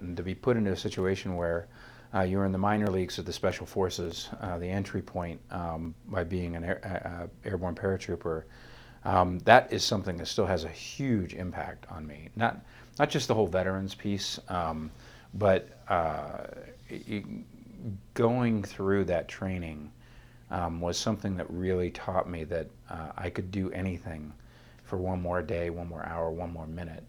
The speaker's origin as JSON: {"language": "English", "region": "northern Ohio", "country": "United States", "tie": "born or raised there", "said": "I grew up in a tiny little town in northern Ohio, thirteen miles from the Canadian border across Lake Erie."}